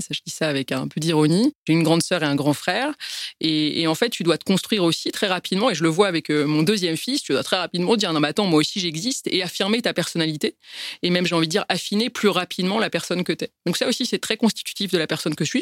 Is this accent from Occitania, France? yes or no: no; Paris, Île-de-France, France; Je suis née à Paris et après je suis d'origine arménienne